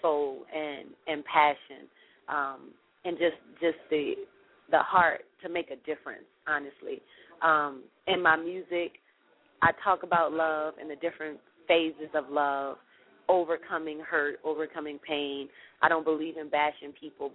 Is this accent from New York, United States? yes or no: no; New Orleans, Louisiana, United States; born and raised in New Orleans, Louisiana